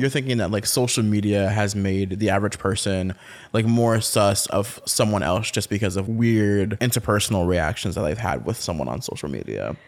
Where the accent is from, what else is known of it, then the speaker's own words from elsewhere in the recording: North Carolina, United States; now in Washington, D.C., United States; I'm from North Carolina, I'm from the South